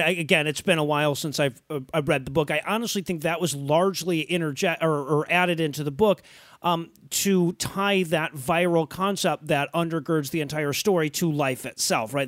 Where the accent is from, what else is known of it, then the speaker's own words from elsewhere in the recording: Detroit, Michigan, United States; I grew up in Detroit and I went back and forth to, uh, Windsor quite a bit